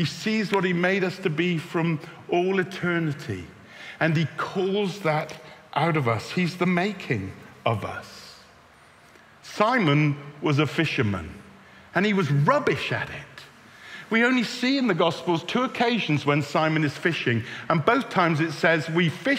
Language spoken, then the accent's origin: English; Bristol, South West England, United Kingdom; moved away; I'm from Bristol.